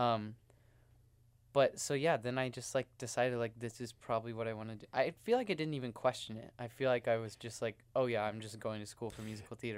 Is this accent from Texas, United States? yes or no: yes; Houston, Texas, United States; moved away; I'm from Houston, Texas